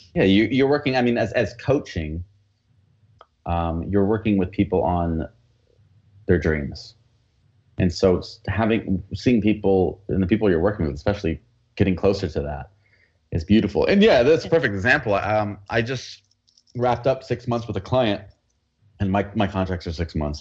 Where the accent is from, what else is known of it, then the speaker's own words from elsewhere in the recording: United States; accent: American; I have an American accent when I speak Spanish